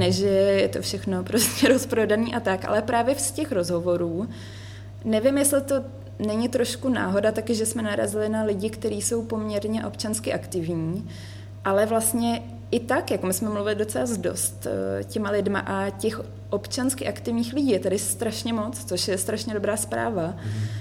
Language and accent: Czech; Prague, Czechia; moved away as an adult; now in Marseille, France; já jsem prožila celý život v Praze